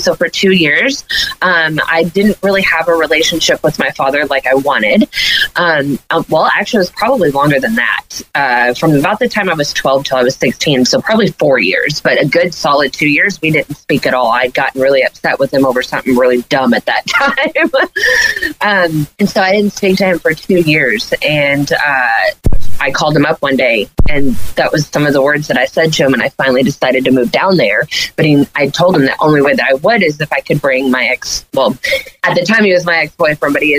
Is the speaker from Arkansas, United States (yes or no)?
yes; Leslie, Arkansas, United States; also born or lived in Harrison, Arkansas; I was born in Harrison, but I'm from a little community called Leslie. There's like 400 people there